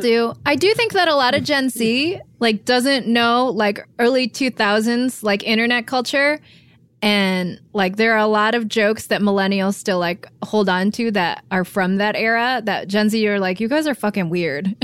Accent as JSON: {"language": "English", "region": "Michigan", "country": "United States", "tie": "born or raised there", "also_born_or_lived": "San Francisco", "moved": "yes", "lives_now": "Los Angeles, United States", "said": "I was born and raised in Michigan"}